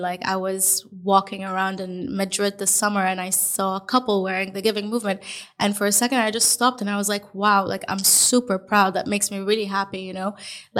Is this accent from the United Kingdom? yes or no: no; Dubai, United Arab Emirates; also born or lived in Melbourne / Lisbon; So I grew up 24 years in Dubai. I also lived in Melbourne, which was a huge change.